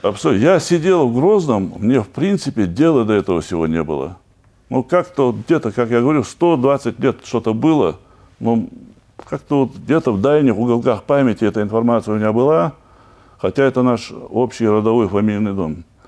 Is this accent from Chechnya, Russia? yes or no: yes; Chechnya, Russia; я чеченец